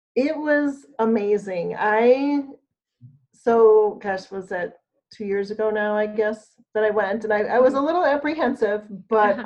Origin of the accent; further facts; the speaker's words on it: Michigan, United States; I'm from Michigan